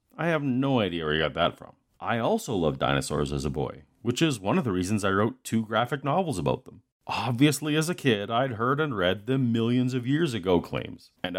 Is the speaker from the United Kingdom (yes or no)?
no; Canada; I am from Canada.